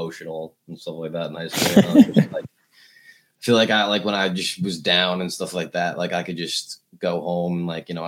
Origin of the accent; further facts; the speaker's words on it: Oyster Bay, New York, United States; Oyster Bay, Long Island, New York, small town